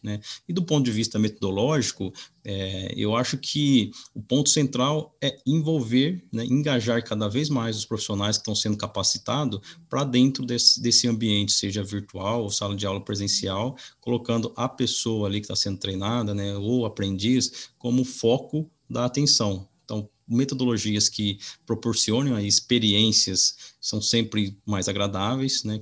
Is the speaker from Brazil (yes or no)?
yes; Minas Gerais, Brazil; now in Piracicaba, Brazil; eu sou é, mineiro, na cidade de, de Camuquira, no sul de Minas.